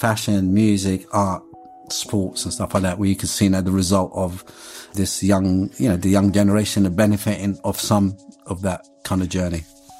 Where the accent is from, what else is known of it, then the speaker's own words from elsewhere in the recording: Morocco; also born or lived in London, United Kingdom; So there was part of me being a Londoner and part of me being Moroccan.